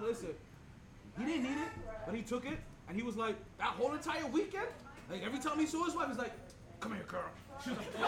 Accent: New York City, New York, United States; am I from Brooklyn

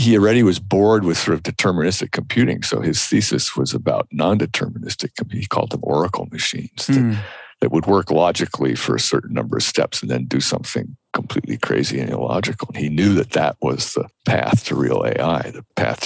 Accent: United States; I'm speaking as an American.

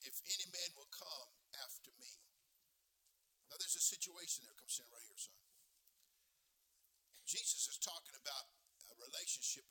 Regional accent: California, United States; I'm from California

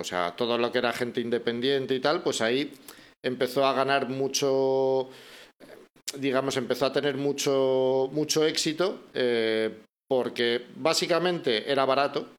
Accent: Bilbao, Basque Country, Spain; moved away as an adult; also born or lived in Madrid; now in Salamanca, Spain; volví a Bilbao, que es mi ciudad natal, yo soy de Bilbao, aunque ahora mismo vivo en Salamanca

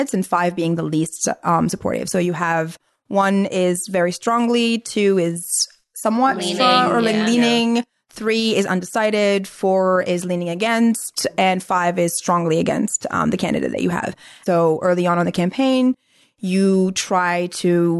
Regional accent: Algeria; English is a second language; now in United States; So I'm from Algeria. I actually have a green card, but so I can't vote.

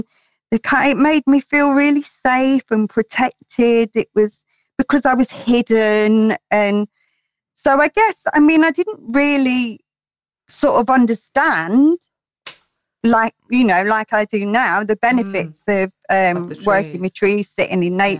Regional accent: London, United Kingdom; now in Peak District, United Kingdom; I am originally a Londoner

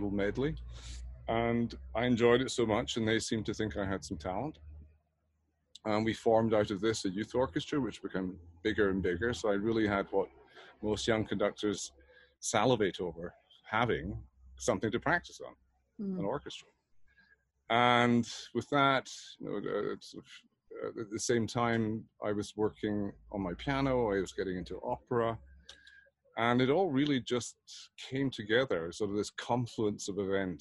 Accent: Edinburgh, Scotland, United Kingdom; moved away; also born or lived in Berlin, Germany; Born and bred in Edinburgh, my father was an organist and choir master, so I sang in the choir as a choir boy

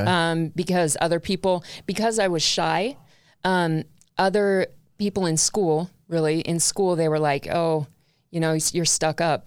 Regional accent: Long Beach, California, United States; I was born in Long Beach, California

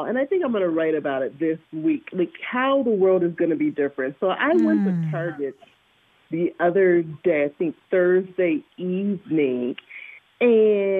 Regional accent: Atlanta, Georgia, United States; now in Minnesota, United States; I'm originally from Atlanta, Georgia

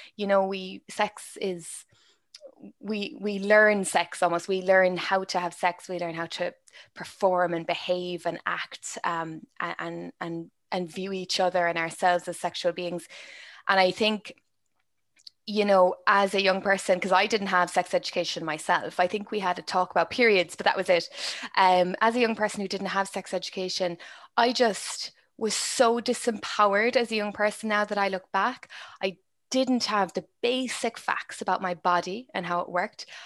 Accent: Ireland; my experience is very Irish. It's from growing up in Ireland.

